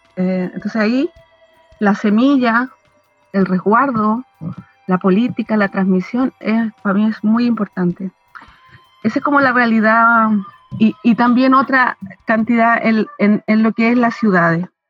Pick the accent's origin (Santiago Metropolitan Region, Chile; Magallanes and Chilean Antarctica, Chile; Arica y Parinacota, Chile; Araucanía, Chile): Santiago Metropolitan Region, Chile; Santiago; yo soy mapuche, yo, yo nací en Santiago, porque mis padres, tanto mi madre como mi padre, migraron muy tempranamente